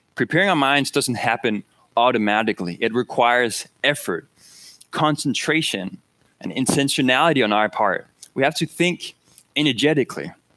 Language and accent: English; Denmark; moved away; I'm from Denmark